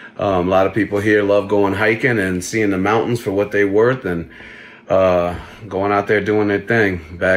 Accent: New Orleans, Louisiana, United States; now in Salt Lake City, United States; So I'm originally from New Orleans, Louisiana.

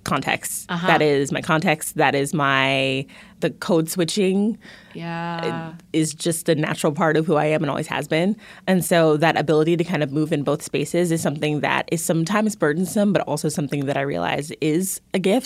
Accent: Houston, Texas, United States; moved away as an adult; now in Mississippi, United States; I grew up in the suburbs in Houston

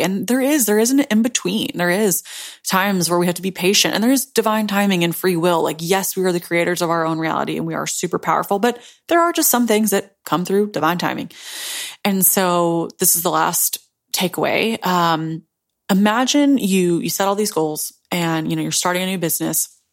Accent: Memphis, Tennessee, United States; a basic broke girl from Tennessee, Memphis

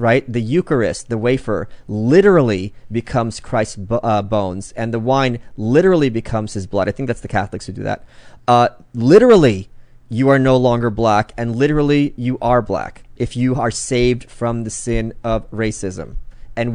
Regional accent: Brooklyn, New York, United States

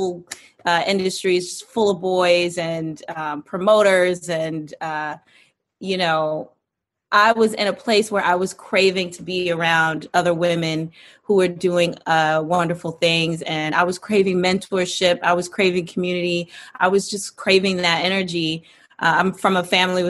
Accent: Clinton, Maryland, United States; now in New York City, United States; I'm originally from Clinton, Maryland, but I now live in New York City.

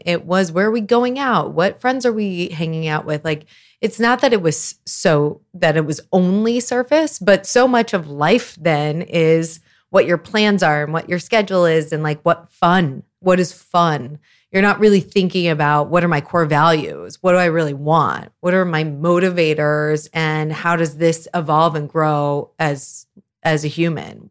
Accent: Lawrence, Kansas, United States; now in Chicago, United States; I am originally from Lawrence, Kansas. Been in Chicago for a long, long time

